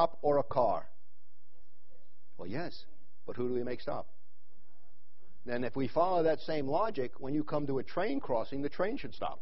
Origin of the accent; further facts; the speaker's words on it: New York, United States; now in Wickenburg, United States; I grew up in New York